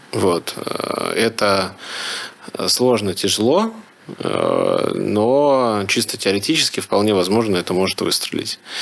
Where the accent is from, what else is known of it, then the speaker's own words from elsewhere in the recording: Ufa, Bashkortostan, Russia; moved away as an adult; now in Moscow, Russia; я из Уфы